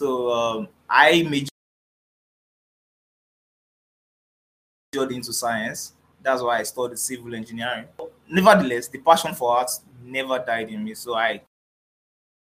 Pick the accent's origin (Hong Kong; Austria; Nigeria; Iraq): Nigeria; Growing up in Nigeria.